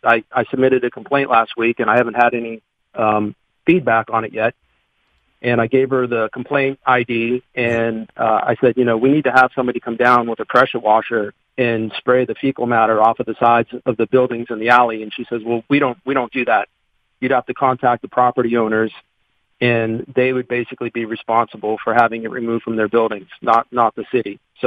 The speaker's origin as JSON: {"language": "English", "town": "Boston", "region": "Massachusetts", "country": "United States", "moved": "yes", "lives_now": "Pittsburgh, United States", "said": "I've been in Pittsburgh 20 years. I moved here from Boston, and it's a beautiful city."}